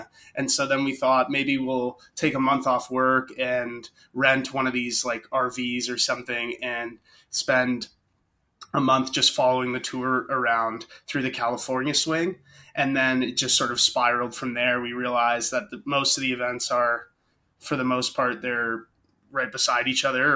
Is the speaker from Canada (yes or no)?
yes; Burlington, Ontario, Canada; we're all from the same city just outside of Toronto